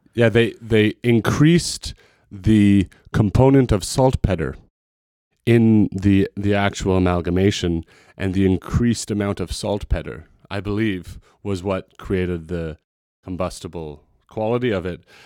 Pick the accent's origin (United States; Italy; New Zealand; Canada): Canada; also born or lived in Montreal; now in Vancouver, Canada; as a Canadian musician